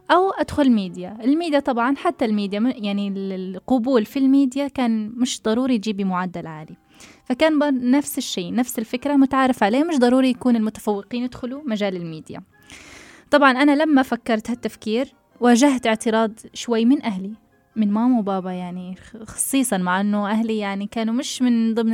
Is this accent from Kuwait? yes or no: no; Tunisia; أنا شو العادات والتقاليد اللي عندنا في تونس لازم أمشي عليها لا بالعكس أنا واصلة العمر يعني 24 المفروض أكون عارفة عادات وتقاليد تونس كلها